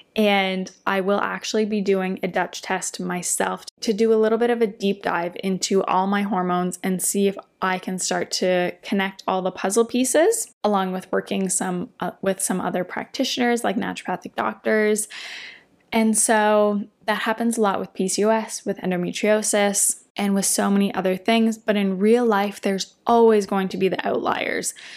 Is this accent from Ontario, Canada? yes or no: yes; Windsor, Ontario, Canada; now in Toronto, Canada; we drove back to Windsor, my hometown